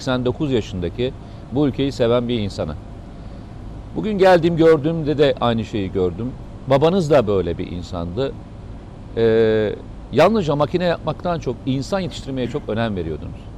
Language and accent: Turkish; Samsun, Turkey; Ee, yani bir Samsunlu olarak bugün Samsun'daki coşkuyu görmek, insanların gözündeki o ışıltıyı görmek beni çok mutlu etti bir Samsunlu olarak